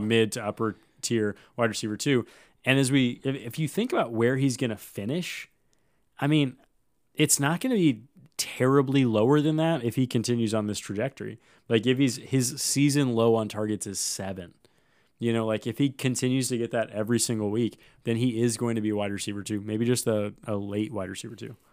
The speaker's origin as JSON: {"language": "English", "town": "Davenport", "region": "Iowa", "country": "United States", "tie": "born or raised there", "moved": "yes", "said": "I am from Davenport. Love Davenport. Love it enough to never go back, really"}